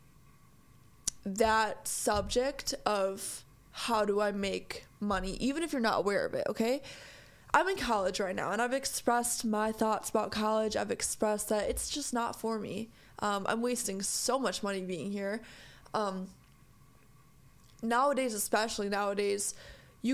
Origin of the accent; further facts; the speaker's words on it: United States; I am an American in America. And I am very lucky to be here. I am very lucky to be born here.